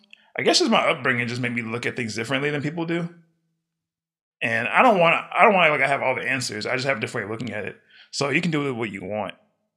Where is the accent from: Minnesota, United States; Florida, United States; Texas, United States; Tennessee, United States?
Texas, United States; Houston; born there; I was born in Houston.